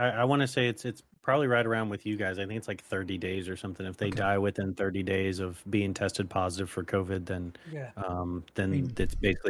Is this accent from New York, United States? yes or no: no; Ohio, United States; now in San Antonio, United States; Currently, right now, I am in San Antonio, Texas. I'm originally from Ohio.